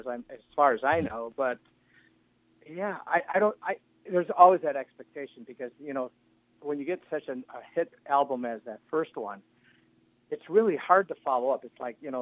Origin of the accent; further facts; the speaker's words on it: Milwaukee, Wisconsin, United States; I would love to come to my hometown and play